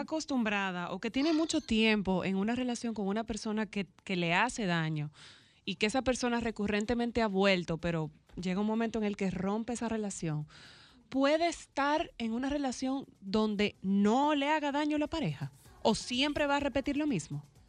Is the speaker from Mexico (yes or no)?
no; Dominican Republic